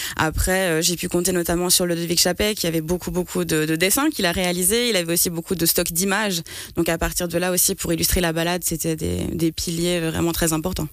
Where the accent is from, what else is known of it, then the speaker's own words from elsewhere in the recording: Martigny, Valais, Switzerland; je suis de Martigny à la base